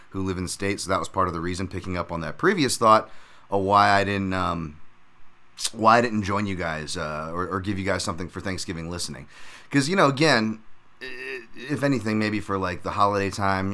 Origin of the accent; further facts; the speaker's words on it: United States; I live in America. I'm an American